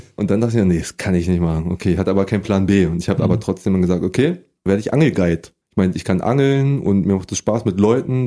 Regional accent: Berlin, Germany; ich komme aus Prenzlauer Berg eigentlich. Da bin ich äh, nicht geboren. Da gab es ja kein Krankenhaus im Buch. Und da bin ich auch mein ganzes Leben lang aufgewachsen

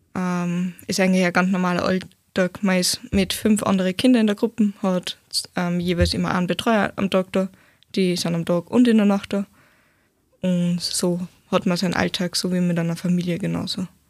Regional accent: Steyr, Upper Austria, Austria; ich bin aus Steyr, ähm, 19 Jahre

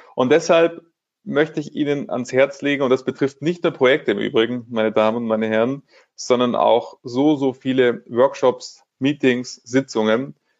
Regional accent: Munich, Bavaria, Germany; Ich lebe in München, bin Münchner äh, und von dem her ist das auch weiterhin meine Heimatsparkasse

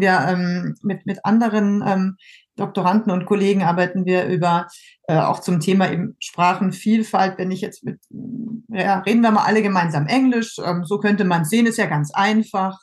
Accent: Germany; moved away as an adult; now in France; Ich ähm, bin ja Deutsche und ähm, habe so mehr oder weniger aus Zufall oder zum Mal ausprobieren in jungen Jahren in Frankreich äh, angefangen zu studieren und das hat mir dann ganz gut gefallen und ich bin geblieben

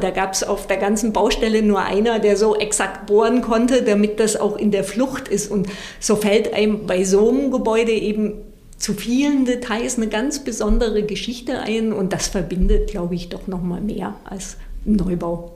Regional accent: Southern Germany, Germany; ich komme aus Süddeutschland

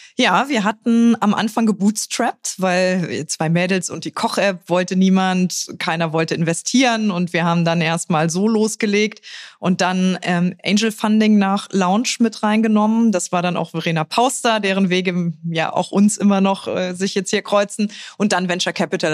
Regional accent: Trier, Rhineland-Palatinate, Germany; moved away; also born or lived in Berlin; in meiner Heimat

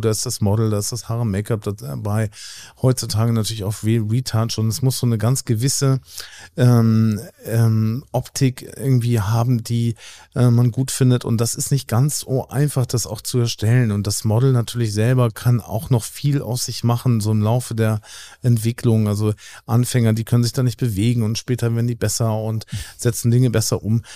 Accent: Hamburg, Germany; also born or lived in New York; ich bin Hamburger Jung, so hier aufgewachsen

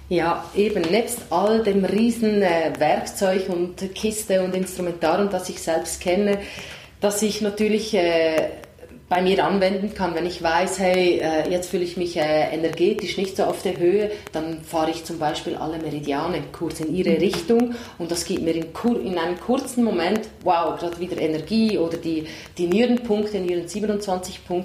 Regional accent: Italy; moved away; ich komme aus Italien

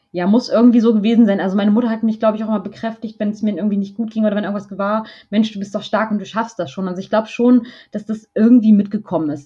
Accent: Braunschweig, Lower Saxony, Germany; moved away as an adult; now in Hamburg, Germany; Ich bin in Braunschweig aufgewachsen.

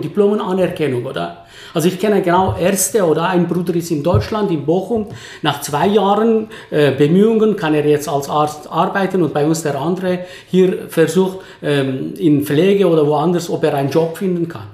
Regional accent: Basel, Basel-Stadt, Switzerland; als Basler

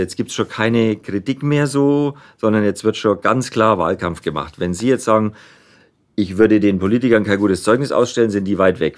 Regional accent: Nuremberg, Bavaria, Germany; accent: Franconian; ich bin ja in Nürnberg geboren mhm. und rede auch so

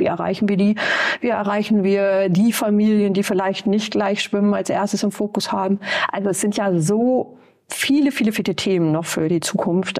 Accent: East Frisia, Lower Saxony, Germany; moved away as an adult; now in Bremen, Germany; Ich komme aus Ostfriesland

